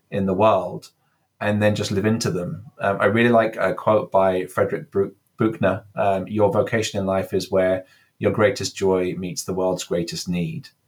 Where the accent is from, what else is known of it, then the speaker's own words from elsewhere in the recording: England, United Kingdom; now in California, United States; Um, I'm English. You can maybe hear from my accent, but I've been 12 years in California at this point. So my vowels are slightly kind of affected by that.